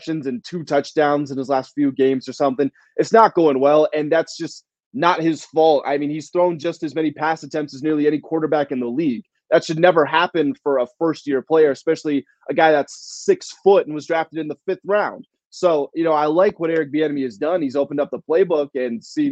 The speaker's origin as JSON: {"language": "English", "region": "Washington, D.C. area", "country": "United States", "tie": "born or raised there", "moved": "yes"}